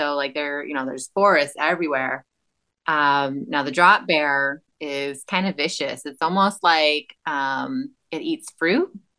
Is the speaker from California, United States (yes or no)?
yes; Central California, United States; There is a whole Central Valley that people just forget about. That's where I'm from. I'm from originally from Central California and the farming communities there where there's nothing.